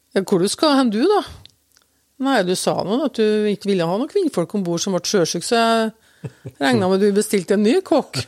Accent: Røyrvik, Trøndelag, Norway; also born or lived in Oslo; far og jeg vi kom jo til Røyrvik fra Oslo

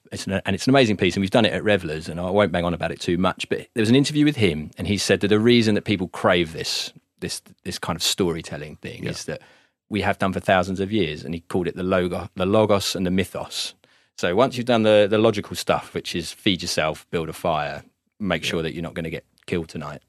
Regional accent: Gravesend, South East England, United Kingdom; moved away as an adult; also born or lived in Manchester / Yarnfield; now in Stone, United Kingdom; born and raised in Gravesend.

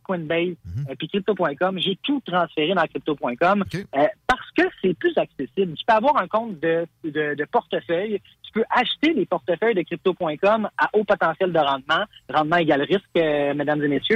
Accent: Carignan, Quebec, Canada; je suis banlieusard. Je viens de Carignan

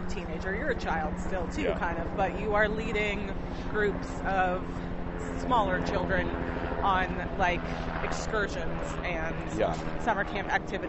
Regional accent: United States; accent: American; also born or lived in Connecticut; if they hear it from my accent, they'll be like, oh, stupid American.

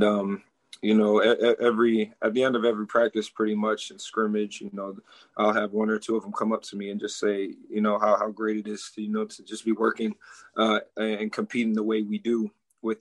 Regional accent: Minneapolis, Minnesota, United States; moved away as an adult; also born or lived in Eden Prairie, Minnesota; now in Tallahassee, United States; I come from Minneapolis

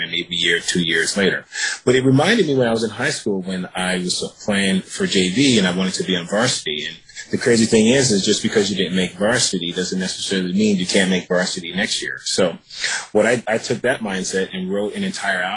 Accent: Virginia, United States; also born or lived in New York City; now in Los Angeles, United States; I'm from Virginia, and I moved to Los Angeles

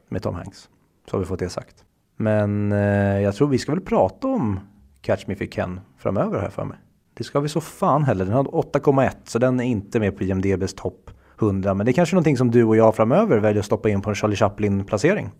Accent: Sweden; vi svenskar

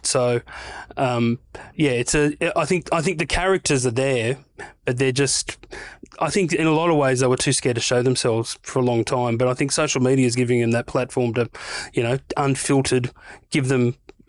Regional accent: New South Wales, Australia; I grew up on the North Coast, but I spent a lot of time in Newey. Went to uni in Newcastle.

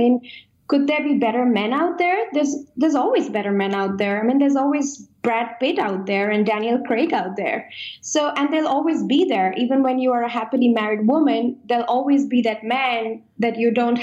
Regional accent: India; moved away; I come from India and I am traditional at heart

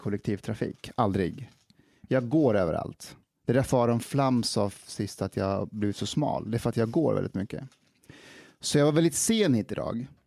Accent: Afghanistan; now in Sweden; jag är afghan så jag kanske är 32

